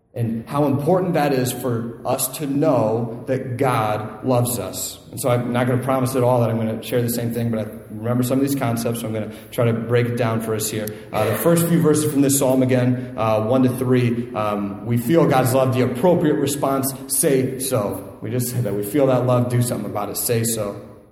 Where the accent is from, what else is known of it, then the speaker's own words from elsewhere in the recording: Northeast Ohio, United States; moved away; I'm from Northeast Ohio